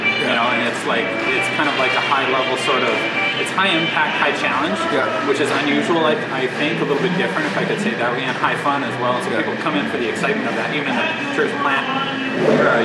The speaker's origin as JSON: {"language": "English", "country": "Canada", "said": "as a Canadian"}